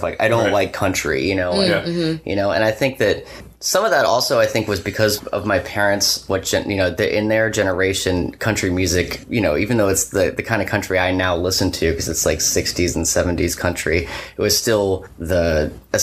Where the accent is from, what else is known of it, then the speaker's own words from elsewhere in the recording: Virginia, United States; moved away as an adult; also born or lived in Loudoun County, Virginia / Whitestone, Virginia / Philadelphia / West Tennessee; I grew up in Virginia